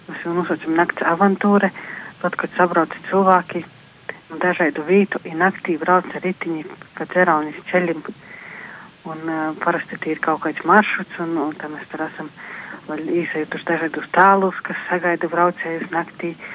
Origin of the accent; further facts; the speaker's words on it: Latvia; Es esmu no Freļu novada. Dzīvoju Upmanis pagasta Vatvorkavā, mazā teidā cīmatiņā, Dubnis upes krostā.